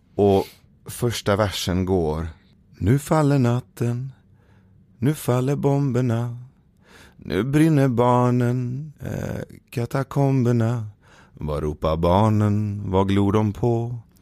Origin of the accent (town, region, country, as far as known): Sweden; born or raised there; also born or lived in Iran